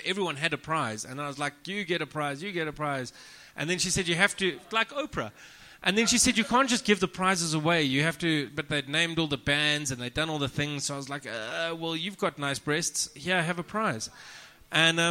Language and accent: English; South Africa; I'm from South Africa.